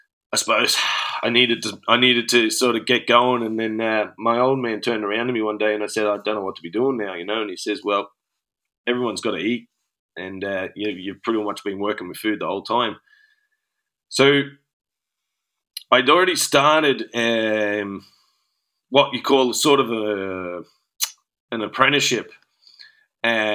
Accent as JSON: {"language": "English", "country": "Australia", "also_born_or_lived": "Glasgow, Scotland", "moved": "as an adult", "lives_now": "Dublin, Ireland", "said": "Originally from Australia, from a town called Barrow"}